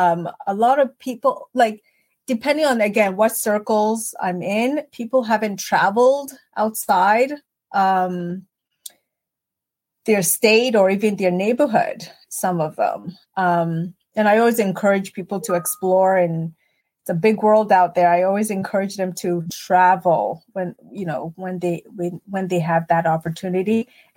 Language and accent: English; Guyana; So Chad, I'm always Guyan first. So, you know, I'm actually Guyan Canadian American, right? I do have 3 citizenships.